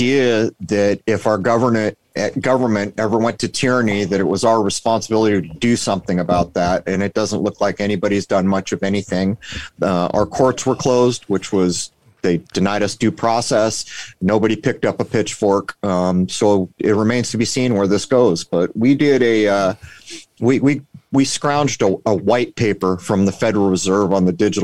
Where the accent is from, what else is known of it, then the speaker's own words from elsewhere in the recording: San Diego, California, United States; now in Rhode Island, United States; I'm in Rhode Island. I grew up in San Diego